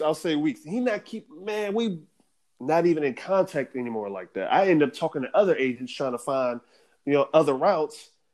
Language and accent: English; United States; moved away as an adult; as an American